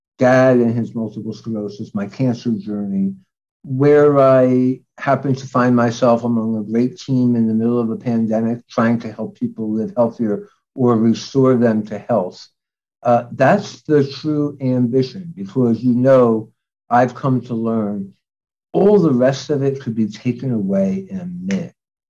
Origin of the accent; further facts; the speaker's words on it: New York City, New York, United States; Because I'm from New York. I went to college and medical school in New York. I practically grew up in the city.